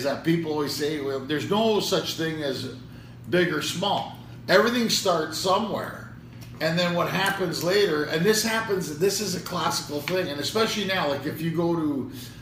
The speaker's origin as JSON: {"language": "English", "town": "Montreal", "region": "Quebec", "country": "Canada", "tie": "born or raised there", "also_born_or_lived": "Ottawa", "said": "being a Montrealer, you know, I was born in Montreal. And I was born in Park X. And I lived here to a younger age. Then I moved to Ottawa. Then I came back."}